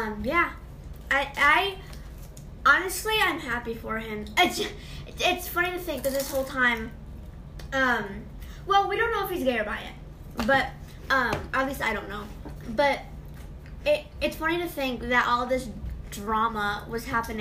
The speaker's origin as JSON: {"language": "English", "region": "New York", "country": "United States", "tie": "born or raised there", "said": "I was born in New York"}